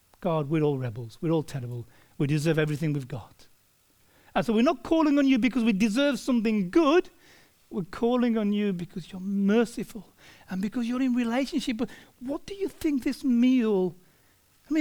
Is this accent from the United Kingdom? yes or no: no; Australia; we as Australian people